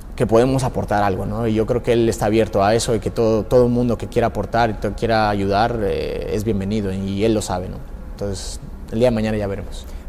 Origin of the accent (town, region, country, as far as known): Mexico